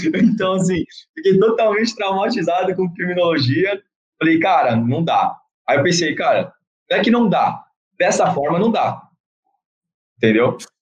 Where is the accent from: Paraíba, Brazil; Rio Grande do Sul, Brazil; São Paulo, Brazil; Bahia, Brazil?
São Paulo, Brazil; Santos; sou de Santos